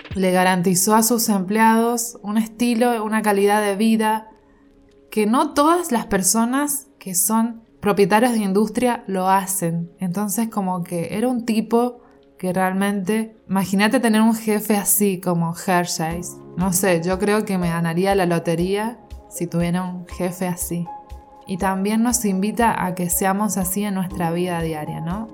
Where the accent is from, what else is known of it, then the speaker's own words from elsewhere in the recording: Argentina; soy argentina